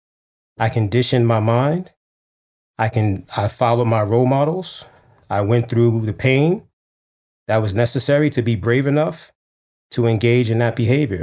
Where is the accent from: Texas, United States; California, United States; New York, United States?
New York, United States; New York City; the one I grew up in Harlem, New York, in the 80s